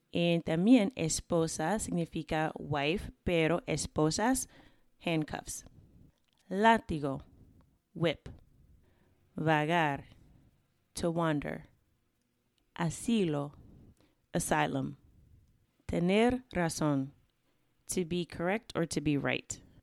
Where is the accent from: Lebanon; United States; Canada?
United States; accent: American; I responded with my American accent.